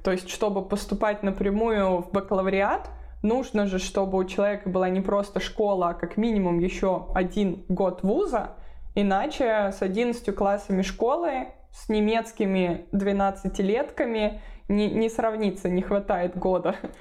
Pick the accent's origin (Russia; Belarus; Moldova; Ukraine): Russia; Moscow Oblast; moved away as an adult; also born or lived in Bamberg, Germany; now in Germany; Я сама родилась и выросла в Москве, точнее в Подмосковье, в ближнем Подмосковье